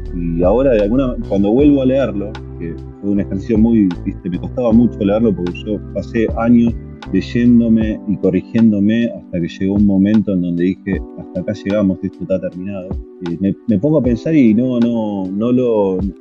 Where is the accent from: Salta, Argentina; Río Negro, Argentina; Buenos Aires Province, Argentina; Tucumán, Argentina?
Buenos Aires Province, Argentina; Vicente López; Yo viví, me crié en Buenos Aires, en una ciudad, en realidad en Vicente López, partido que estaba pegado a la capital federal